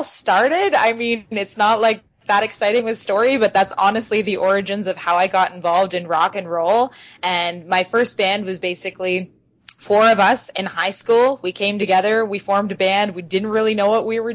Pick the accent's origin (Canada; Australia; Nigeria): Canada; London, Ontario; I am from Canada, yes, London, Ontario